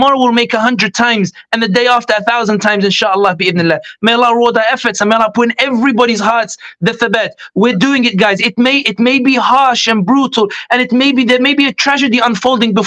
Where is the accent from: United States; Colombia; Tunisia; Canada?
Tunisia; Sidi Bouzid, Sidi Bouzid Governorate; now in London, United Kingdom; I'm originally from Tunisia, I'm from Sidi Bouzid, where Arab Spring began.